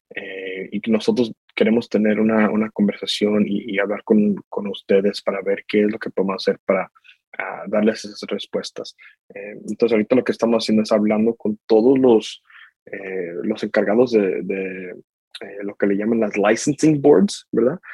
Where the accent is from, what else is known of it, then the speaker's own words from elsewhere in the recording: Knoxville, Tennessee, United States; also born or lived in Guadalajara, Mexico; yo nací en Guadalajara, México. Eh, yo y mi mamá nos venimos acá a los Estados Unidos en el año 2000, donde hemos estado en Knoxville, Tennessee, desde ese tiempo. Eh, ahí es donde yo crecí